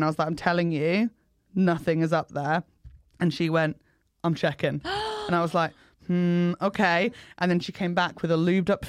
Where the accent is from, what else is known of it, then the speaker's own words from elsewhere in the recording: England, United Kingdom; don't judge me because I'm English. I didn't vote for Brexit. I'm one of the good ones.